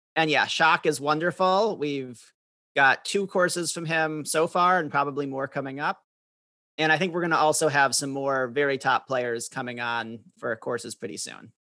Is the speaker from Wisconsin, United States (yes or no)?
yes; Madison, Wisconsin, United States; I grew up in Madison, Wisconsin